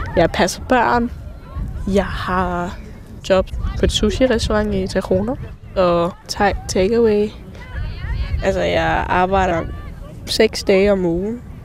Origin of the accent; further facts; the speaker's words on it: near Pattaya, Chonburi, Thailand; now in Denmark; Min mor er thai, min far er dansk, og jeg er født i Thailand et sted tæt på Pattaya